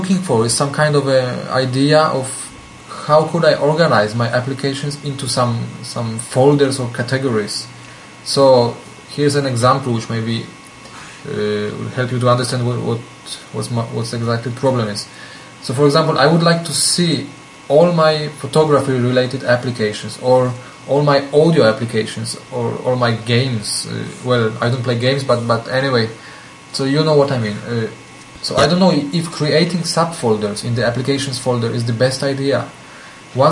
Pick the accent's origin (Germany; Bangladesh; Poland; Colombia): Poland; now in Switzerland; from Poland, or from Switzerland, I should say, because that's where I live at the moment.